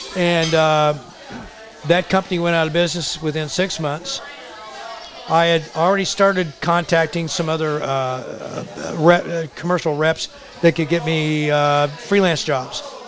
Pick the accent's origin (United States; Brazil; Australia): United States; Indiana; moved away as an adult; I moved away from Indiana